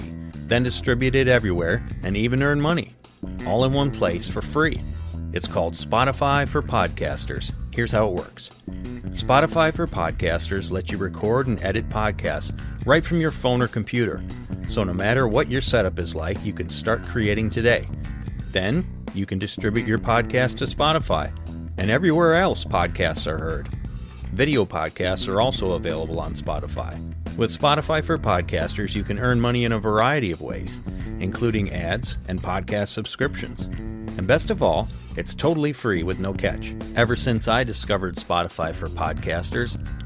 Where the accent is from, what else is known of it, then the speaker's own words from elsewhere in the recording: Wisconsin, United States; Luke and I grew up here in Wisconsin